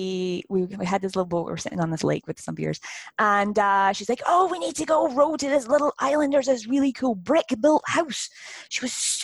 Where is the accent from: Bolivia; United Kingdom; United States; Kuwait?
United Kingdom; Scotland; now in New Brunswick, Canada; my hometown is in Scotland